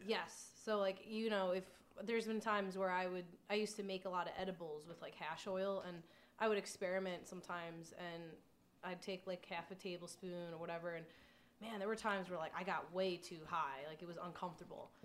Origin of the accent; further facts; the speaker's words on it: Long Island, New York, United States; moved away; I'm originally from Long Island